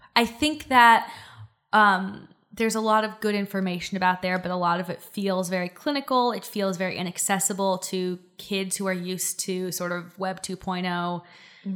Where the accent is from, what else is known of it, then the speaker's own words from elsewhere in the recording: Silicon Valley, California, United States; I grew up in Silicon Valley.